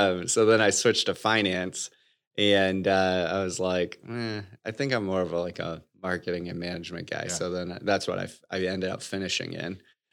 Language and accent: English; Bloomfield Hills, Michigan, United States; So growing up, I grew up in Michigan, outside of Detroit, in a suburb called Bloomfield Hills, with my mom, dad, and one sister, who's about 2 years younger than me.